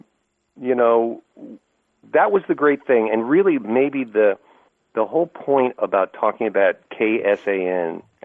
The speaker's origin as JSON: {"language": "English", "town": "Burlingame", "region": "California", "country": "United States", "tie": "born or raised there", "said": "I grew up in the Bay Area, Tim, and went to San Francisco State and Burlingame High School"}